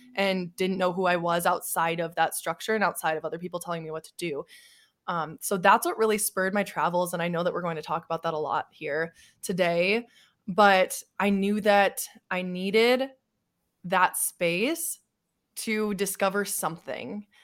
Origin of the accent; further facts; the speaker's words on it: South Dakota, United States; moved away as an adult; I'm from South Dakota, ve, a very small town. I graduated high school with forty-eight people